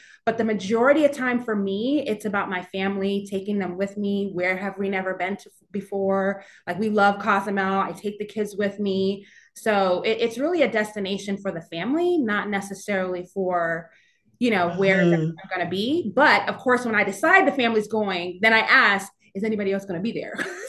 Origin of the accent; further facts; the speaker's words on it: New York, United States; now in Charlotte, United States; learning about the community because I'm originally from New York.